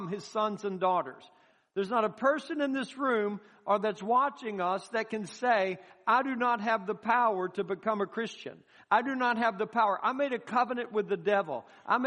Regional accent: United States; us as an American people

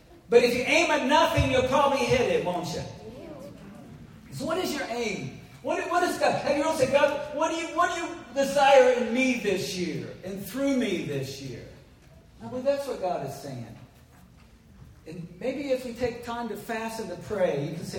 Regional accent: Missouri, United States; I grew up in Missouri

